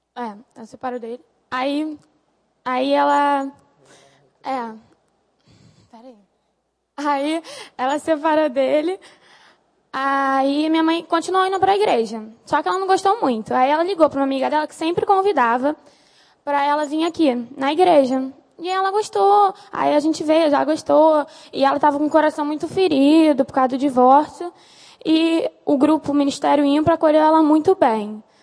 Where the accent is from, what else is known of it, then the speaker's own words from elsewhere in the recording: Nova Iguaçu, Rio de Janeiro, Brazil; E minha família ficou toda em Nova Iguaçu, onde eu sempre morei